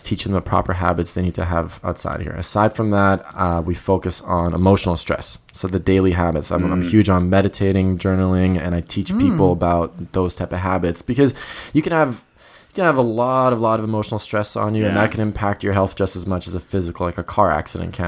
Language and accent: English; Croatia; moved away; also born or lived in Germany; I'm originally from Croatia